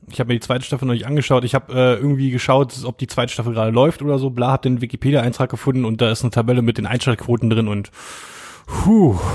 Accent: Brieskow-Finkenheerd, Brandenburg, Germany; Mein, mein, mein Dorf, mein Heimatdorf war bei Wetten

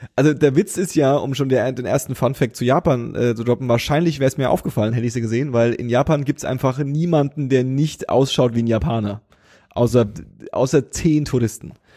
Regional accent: Berlin, Germany

